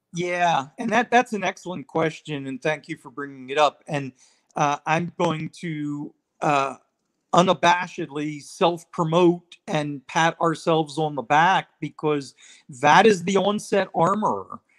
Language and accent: English; Israel; moved away; I was living overseas. I, I grew up in Israel